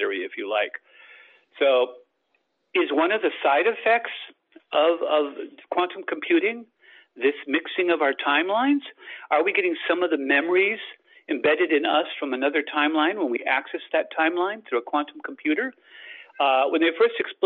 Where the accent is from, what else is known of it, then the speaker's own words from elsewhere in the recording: Australia; moved away; also born or lived in United States; I lived in Australia as a kid. I'm Australian and American